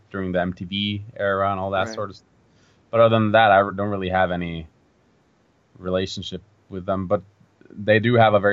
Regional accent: Norway; a folk festival in my hometown

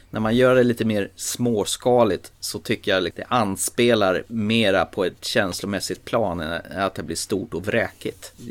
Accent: Småland, Sweden

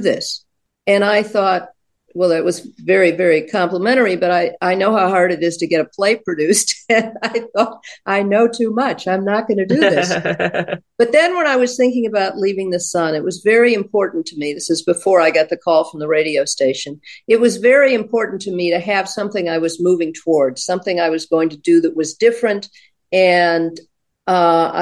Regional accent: Baltimore, Maryland, United States; I'm from Baltimore

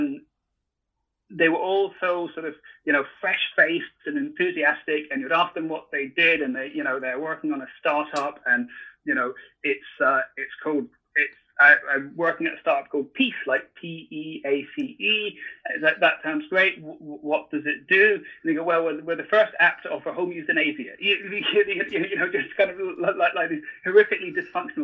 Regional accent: Scotland, United Kingdom; moved away as an adult; also born or lived in San Francisco; growing up in Scotland

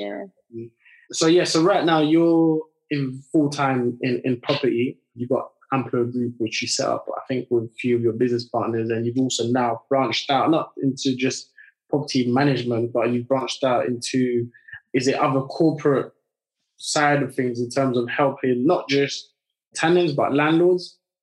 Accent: France; now in United Kingdom; I grew up in France and then I moved over to the UK.

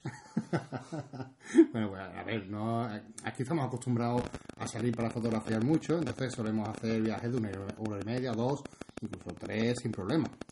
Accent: near Ronda, Andalusia, Spain; estoy tan cerca aquí de mi pueblo

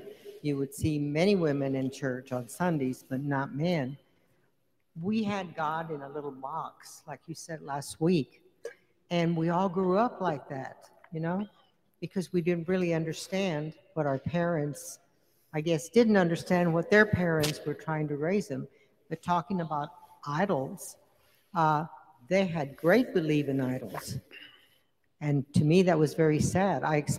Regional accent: New Mexico, United States; We grew up in New Mexico

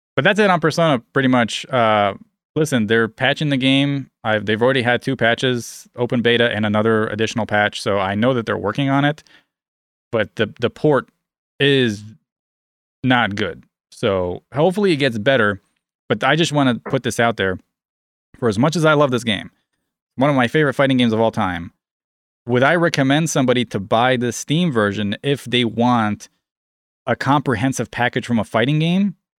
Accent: United States; I'm American

